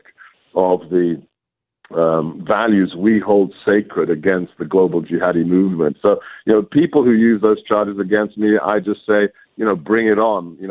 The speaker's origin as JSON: {"language": "English", "country": "United Kingdom", "tie": "born or raised there", "also_born_or_lived": "Hungary / Europe", "moved": "as an adult", "lives_now": "United States", "said": "I grew up in the UK"}